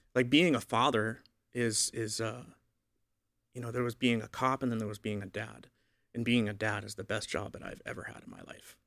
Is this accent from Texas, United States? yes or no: no; Boston, Massachusetts, United States; I grew up in Boston, so I, I grew up a Roman Catholic